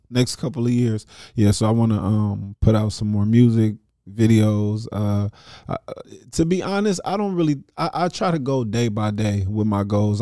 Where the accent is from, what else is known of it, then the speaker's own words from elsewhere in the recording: Dayton, Ohio, United States; I'm from Dayton, Ohio